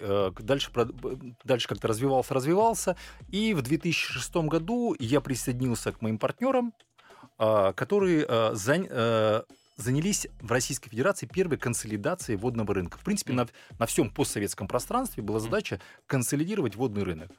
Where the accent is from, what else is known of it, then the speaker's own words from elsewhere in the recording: Karaganda, Karaganda Region, Kazakhstan; родился я как э, в замечательном городе Караганда